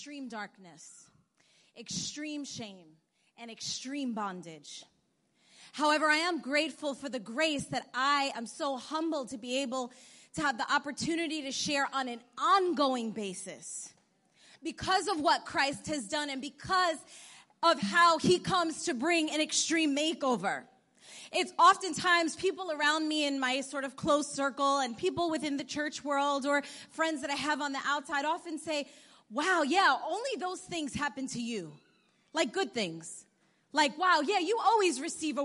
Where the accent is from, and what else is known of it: New York, United States; born or raised there; also born or lived in Bogota, Colombia